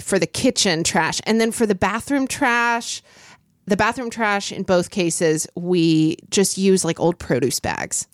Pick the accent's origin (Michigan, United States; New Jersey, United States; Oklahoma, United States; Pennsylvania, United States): Oklahoma, United States; Oklahoma City; I grew up in Oklahoma City